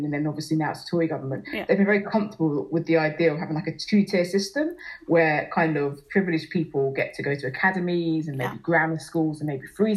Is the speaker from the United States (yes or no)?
no; Ghana; now in Enfield, United Kingdom; I'm from Ghana